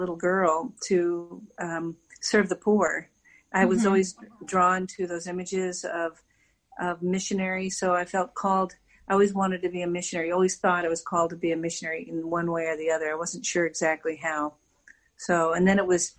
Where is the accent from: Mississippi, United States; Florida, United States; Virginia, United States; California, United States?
Virginia, United States; now in Washington, D.C., United States; I'm a born Virginian. I was raised in Virginia, so that's my home of record